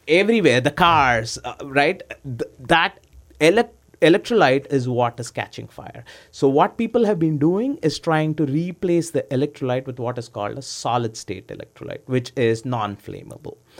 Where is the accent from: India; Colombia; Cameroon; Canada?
India; moved away as an adult; also born or lived in Oklahoma, United States / Houston, United States; I was born in, uh, I grew up in India. I came to the U S in ninety-nine